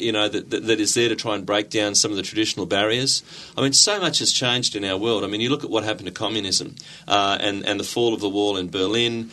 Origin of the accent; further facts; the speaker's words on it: Gold Coast, Queensland, Australia; moved away as an adult; I came back to the Gold Coast and I say back because I grew up on the Gold Coast